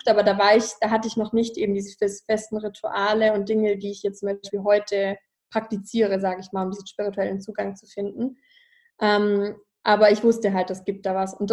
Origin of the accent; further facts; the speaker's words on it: Ravensburg, Baden-Württemberg, Germany; Also ich komme ja aus dem Schwäbischen, Ravensburg am Bodensee, da komme ich ja her